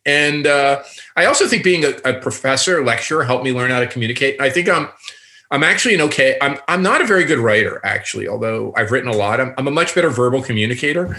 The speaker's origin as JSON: {"language": "English", "town": "Newark", "region": "New Jersey", "country": "United States", "tie": "born or raised there", "moved": "yes", "lives_now": "Toronto, Canada", "said": "I'm a kid from Newark, and um, if you guys know Newark, it's a city outside of New York City that's been very depressed"}